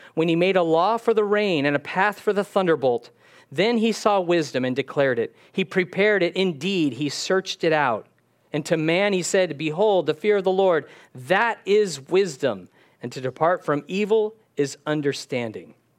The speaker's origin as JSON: {"language": "English", "region": "California", "country": "United States", "tie": "born or raised there", "said": "I was born in California"}